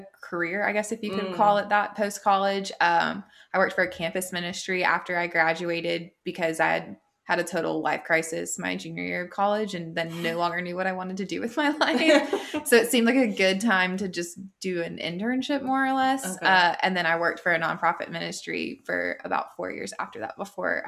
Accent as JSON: {"language": "English", "region": "Florida", "country": "United States", "tie": "born or raised there", "moved": "as an adult", "lives_now": "Charlotte, United States", "said": "had moved back to my hometown"}